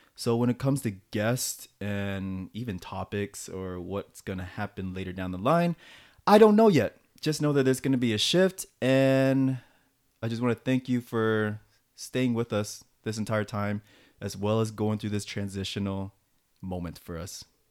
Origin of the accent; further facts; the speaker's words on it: United States; moved away as an adult; now in South Korea; back in the States